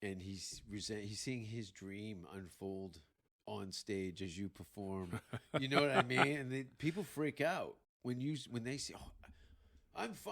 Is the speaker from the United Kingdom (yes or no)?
no; Hamilton, Ontario, Canada; moved away; also born or lived in Vancouver; growing up in Hamilton